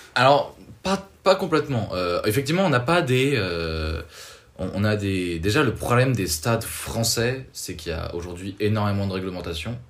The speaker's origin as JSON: {"language": "French", "country": "France", "said": "chez nous en France"}